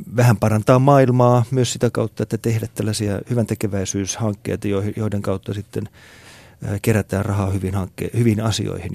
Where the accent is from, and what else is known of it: Finland